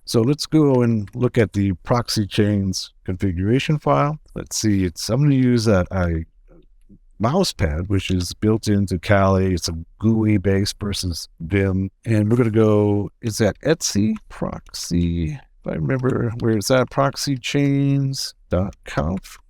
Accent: United States; accent: American; I am in the US. So we can you can tell my American accent

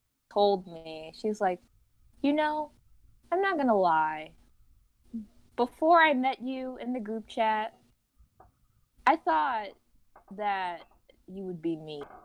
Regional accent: Chicago, Illinois, United States; did you think I was going to be mean because I'm black and from Chicago? But not many people knew I was from Chicago.

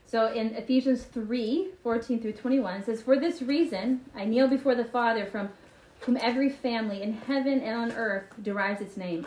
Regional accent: Marietta, Georgia, United States; I grew up in Marietta, Georgia

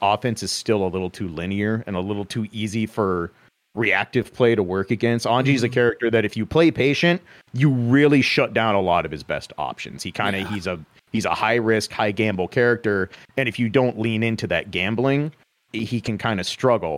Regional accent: Des Moines, Iowa, United States; I am from Central Iowa, capital city, Des Moines

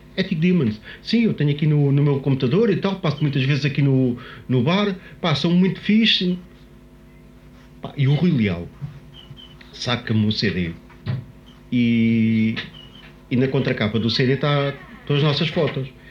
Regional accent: Lisbon, Portugal; somos portugueses, somos de Lisboa

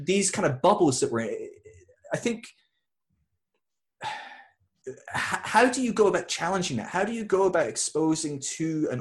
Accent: Scotland, United Kingdom; now in England, United Kingdom; I'm from the UK, I'm English, oh, I'm Scottish, but I'm living in England.

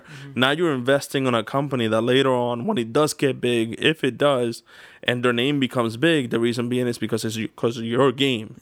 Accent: United States; I am an American

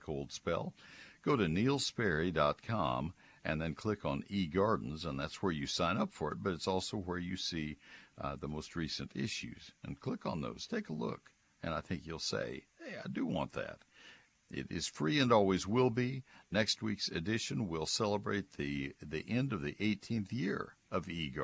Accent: College Station, Texas, United States; When I was a kid growing up in College Station

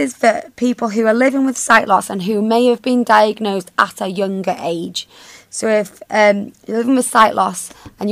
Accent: Wales, United Kingdom; I'm Welsh

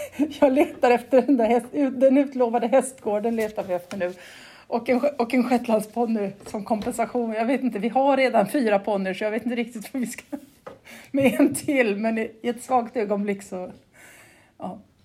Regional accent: Gotland, Sweden; accent: Gotlandic; also born or lived in Uppsala; jag har fastlandsföräldrar så jag är tvåspråkig

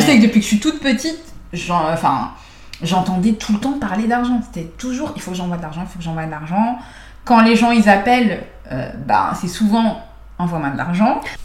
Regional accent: France; accent: French; also born or lived in Canada; j'ai un accent français

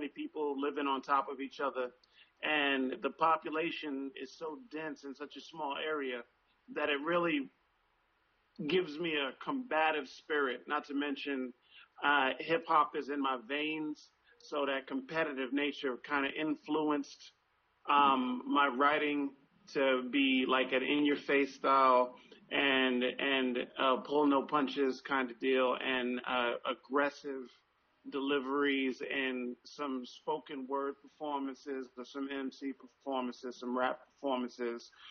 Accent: New York City, New York, United States; also born or lived in Bronx, New York; I was born in the Bronx, but I was raised mostly in Southside Jamaica, Queens

